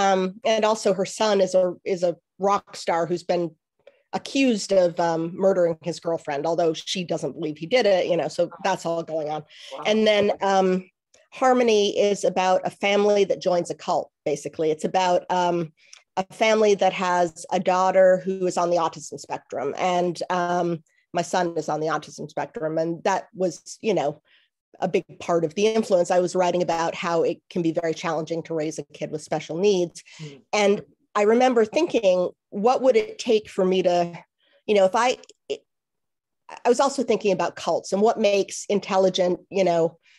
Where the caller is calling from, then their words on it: Washington, District of Columbia, United States; I am in Washington, D.C. Yes, Washington, D.C. That's where I live.